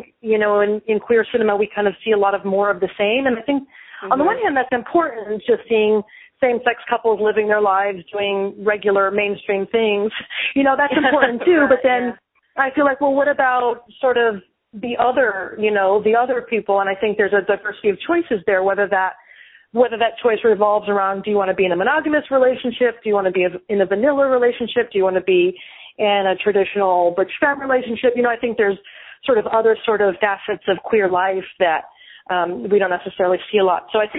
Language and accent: English; California, United States; My family actually, even though I'm from California, they now live in southern Missouri.